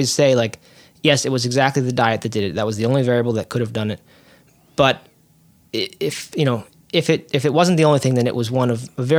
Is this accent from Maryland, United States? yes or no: yes; Maryland, United States; I grew up in Maryland, north of Baltimore.